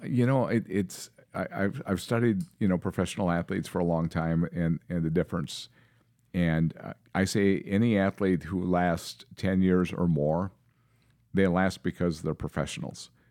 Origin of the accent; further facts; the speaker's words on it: Seymour, Wisconsin, United States; now in Minnesota, United States; I moved away from Seymour, Wisconsin. I grew up in that little town outside Green Bay.